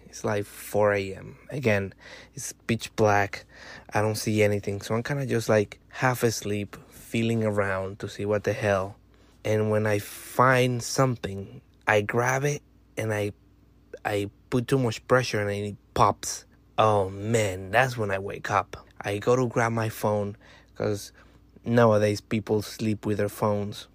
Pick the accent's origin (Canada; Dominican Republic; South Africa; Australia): Dominican Republic; moved away; I'm from Dominican Republic